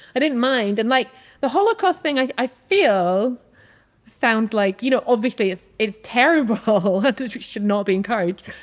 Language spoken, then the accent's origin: English; Edinburgh, Scotland, United Kingdom; I grew up in Edinburgh, and we're a Jewish family